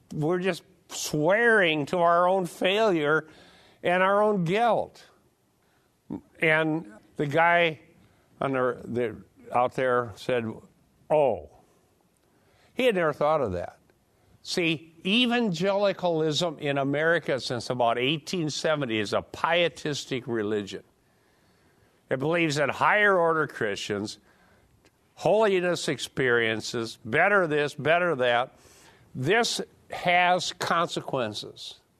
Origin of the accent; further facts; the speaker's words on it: United States